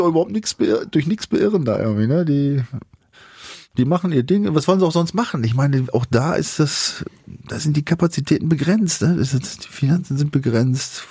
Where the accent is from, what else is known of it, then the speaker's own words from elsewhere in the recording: Germany; ich habe ja auch eine Zeit in Bremen verbracht und ich komme ja auch aus der Gegend